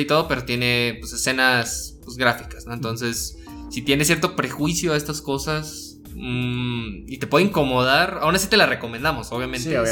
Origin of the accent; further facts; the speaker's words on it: Guadalajara, Jalisco, Mexico; somos de Guadalajara y no somos chilangos del, DF.